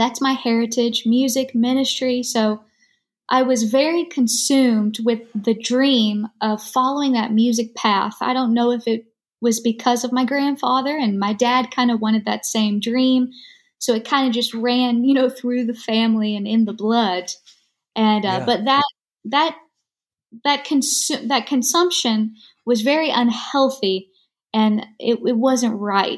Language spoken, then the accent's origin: English; Greenville, Kentucky, United States; I'm from Kentucky. I'm still in Kentucky. Small town, Greenville, Kentucky is where I was born and raised